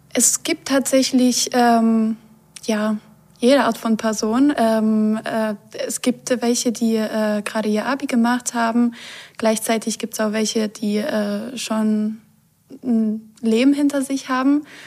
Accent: Poland; moved away as an adult; now in Germany; ich bin in Polen aufgewachsen

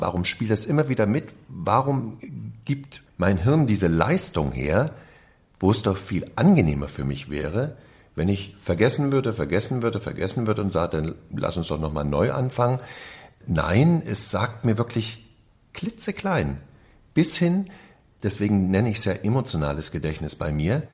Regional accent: East Germany, Germany; als ich in dieser DDR lebte

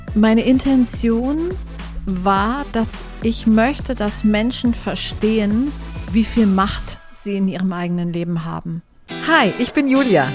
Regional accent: Frankfurt am Main, Hesse, Germany; Ich bin in Frankfurt geboren und aufgewachsen. Am Main

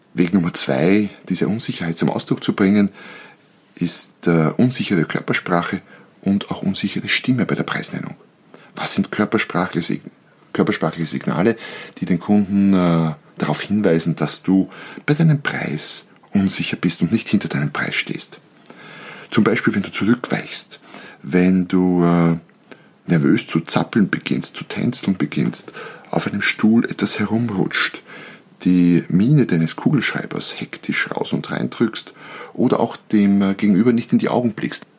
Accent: Austria; bei uns in Österreich

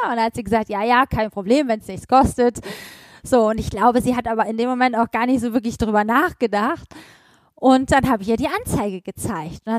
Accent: Hamburg, Germany; born there; moved away; Ich bin in Hamburg geboren und ähm, mein Vater hat dann irgendwann gesagt, so jetzt äh, Schluss mit ordentlichem Beruf.

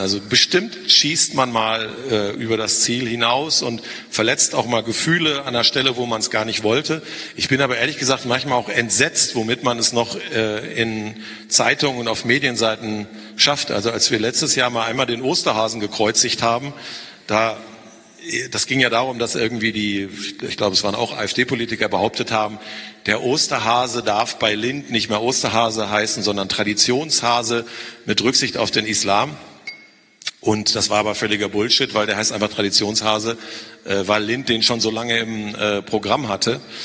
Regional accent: North Rhine-Westphalia, Germany; sage ich als Ostwestfale

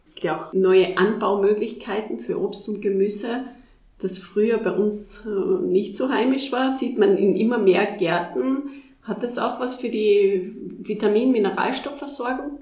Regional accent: Tyrol, Austria; bei uns in Tirol oder in Österreich

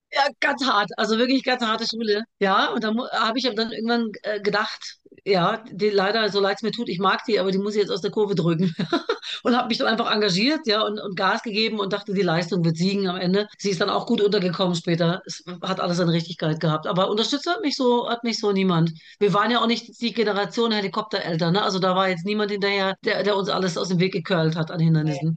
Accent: Germany; born or raised there; first language German; also born or lived in Baghdad, Iraq

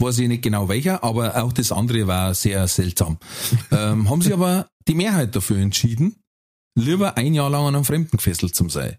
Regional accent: Germany; bei uns in Deutschland

